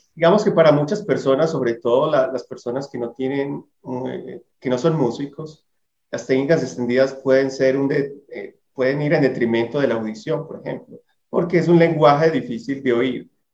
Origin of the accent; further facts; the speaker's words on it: Colombia; el que nos une como colombianos